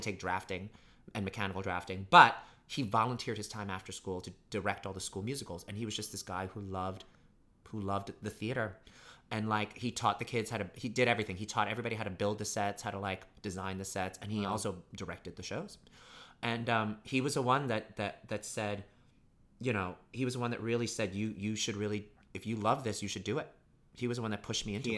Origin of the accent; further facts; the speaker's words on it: New York City, New York, United States; also born or lived in Pittsburgh; I grew up in Brooklyn, New York